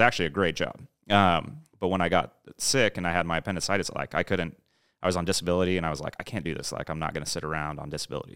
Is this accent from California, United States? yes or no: yes; San Diego, California, United States; moved away as an adult; also born or lived in Los Angeles / Orange County; now in Austin, United States; growing up in San Diego